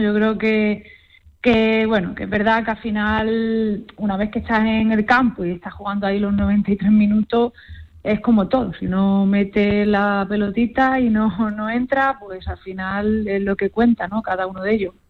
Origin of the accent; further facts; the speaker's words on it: Málaga, Andalusia, Spain; moved away as an adult; also born or lived in Canada / United States; now in Huesca, Spain; vengo del sur. Yo, a ver, soy malagueña